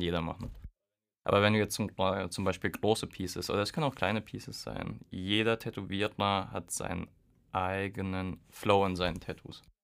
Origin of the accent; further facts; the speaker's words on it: Hesse, Germany; now in Würzburg, Germany; ich komme aus Hessen